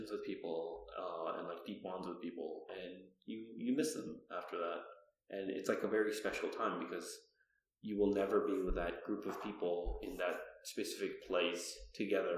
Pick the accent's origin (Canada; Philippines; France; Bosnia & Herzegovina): Canada; Toronto, Ontario; I grew up in Toronto